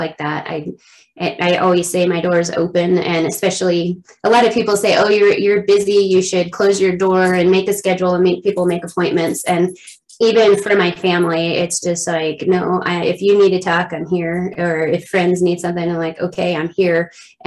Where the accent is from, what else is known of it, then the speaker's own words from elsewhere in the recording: Southwest Colorado, United States; moved away; also born or lived in San Diego, California; I grew up in Southwest Colorado in a little tiny town. And then my parents divorced and I went to San Diego to the city. And that's where I lived